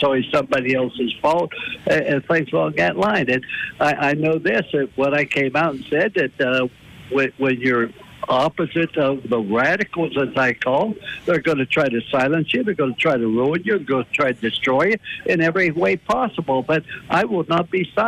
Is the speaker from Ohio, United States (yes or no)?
yes; East Liverpool, Ohio, United States; moved away; I was raised in East Thurpe, Ohio, which was 1 mile from the western Pennsylvania border.